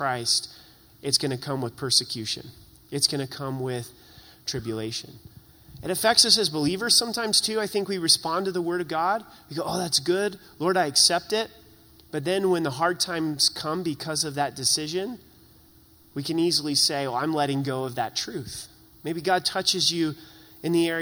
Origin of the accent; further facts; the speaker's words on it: Southern Oregon, United States; now in Colorado, United States; I grew up in Southern Oregon.